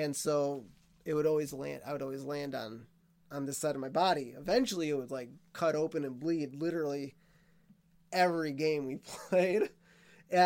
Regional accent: Wisconsin, United States; also born or lived in Minnesota; I grew up in Wisconsin

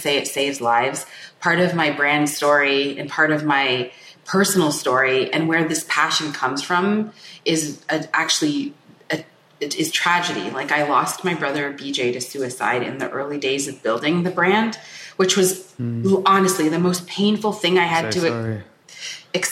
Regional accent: Canada; born or raised there

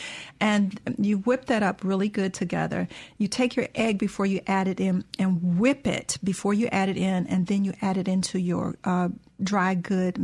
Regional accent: the South, United States; growing up in the South

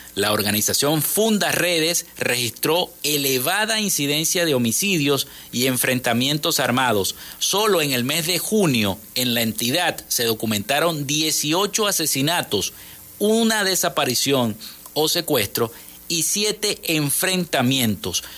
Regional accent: Venezuela; nosotros como venezolanos

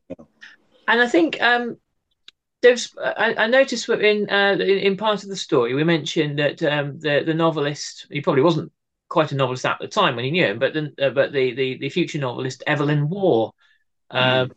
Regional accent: Cardiff, Wales, United Kingdom; my hometown here cardiff

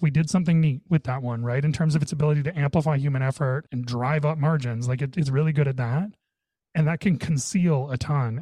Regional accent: Canada; I'm Canadian

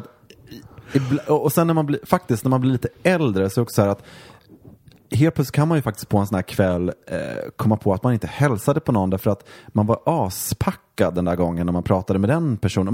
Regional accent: Mora, Dalarna County, Sweden; moved away; när jag växte upp i Mora

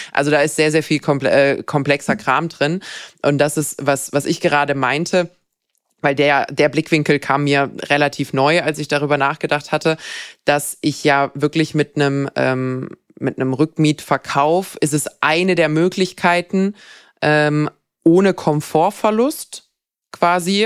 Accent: Bad Wildbad, Baden-Württemberg, Germany; moved away; ich komme ursprünglich auch aus dem Schwarzwald, meine Eltern haben dort ein Haus.

